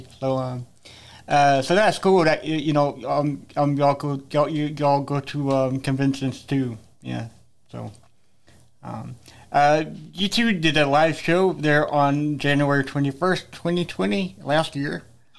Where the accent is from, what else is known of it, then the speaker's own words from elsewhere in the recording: Columbia, South Carolina, United States; I'm from Columbia.